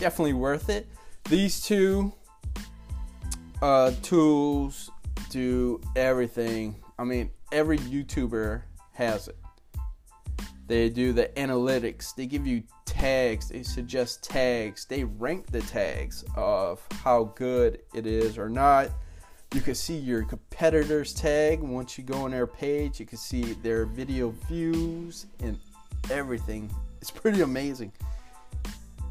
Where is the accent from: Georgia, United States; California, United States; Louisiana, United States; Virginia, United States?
Louisiana, United States; South; I'm from South Louisiana, so I cut off words, and all